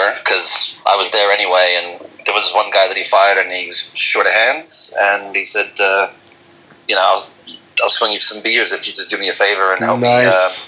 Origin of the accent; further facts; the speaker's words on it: Australia; moved away as an adult; also born or lived in Amsterdam, Netherlands / Tokyo, Japan / Singapore; I was born in Amsterdam, left when I was two and a half, and then I grew up in Tokyo 5 years, Singapore 3 years, Australia 14, went back to Australia in between for a year, and then until recently I lived in Amsterdam for 14 years.